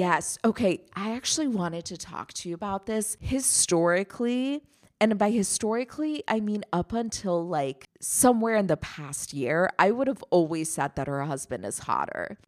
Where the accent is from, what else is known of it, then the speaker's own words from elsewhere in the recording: Germany; moved away; I grew up in Germany.